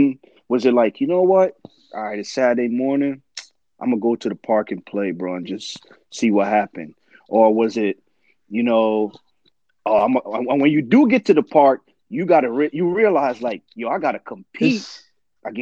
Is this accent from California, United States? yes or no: no; East Orange, New Jersey, United States; I grew up in East Orange.